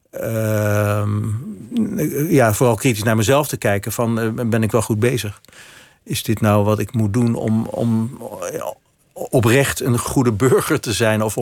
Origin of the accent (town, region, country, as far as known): Amsterdam, North Holland, Netherlands; born or raised there